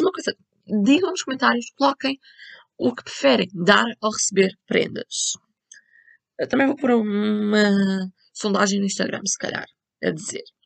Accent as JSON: {"language": "Portuguese", "country": "Portugal", "said": "eu sou de Portugal"}